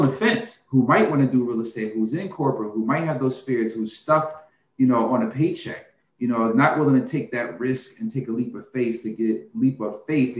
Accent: North New Jersey, United States; We're both from North New Jersey

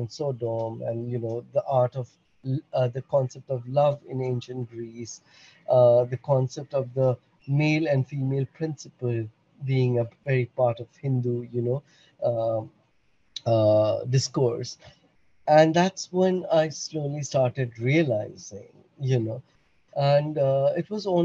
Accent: Bhutan; moved away; I'm born and brought up in Bhutan

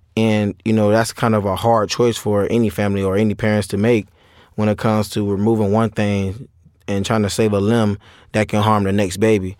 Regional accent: St. Petersburg, Florida, United States; I'm from Saint Petersburg, Florida

